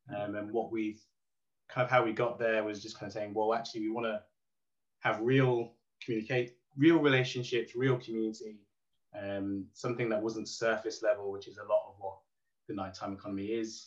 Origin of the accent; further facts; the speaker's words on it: Derby, East Midlands, United Kingdom; I'm from Derby.